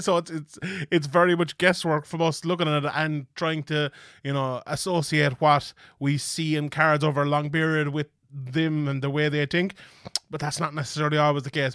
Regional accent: Dublin, Leinster, Ireland; here in my home country of Dublin, Ireland.

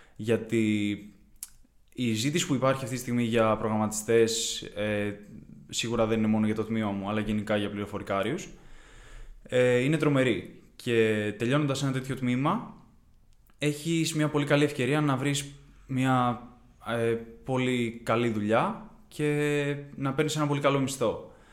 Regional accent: Kiato, Peloponnese, Greece; moved away as an adult; now in Athens, Greece; Κατάγομαι από το Κιάτο στην Κορινθία, δεν είμαι από Αθήνα

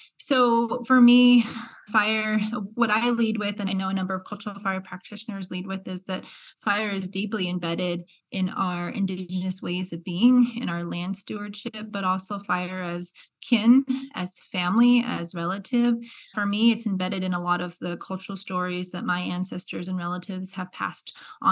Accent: Albuquerque, New Mexico, United States; moved away as an adult; also born or lived in Davis, California; now in Kansas, United States; I grew up in Albuquerque. So I'm from the Southwest.

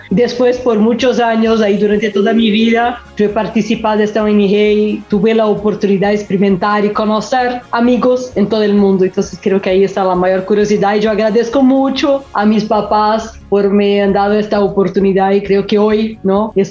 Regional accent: São Paulo, Brazil; Spanish is a second language; Yo soy brasileña, nací en São Paulo y he vivido acá toda mi vida

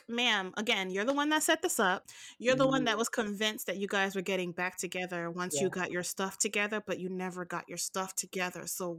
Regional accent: New York, United States; we grew up in New York

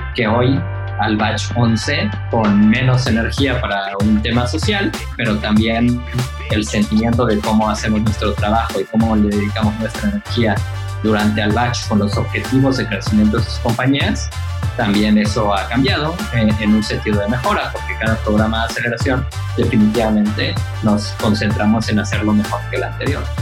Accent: Mérida, Yucatán, Mexico; moved away as an adult; now in Mexico City, Mexico; yo nací aquí en Ciudad de México y cuando tenía tres años mi familia decidió que Ciudad de México no era para nosotros, así que nos mudamos a Mérida

